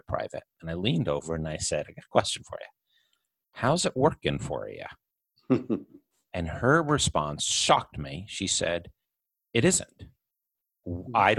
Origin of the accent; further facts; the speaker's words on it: Middletown, New York, United States; I grew up in Middletown, New York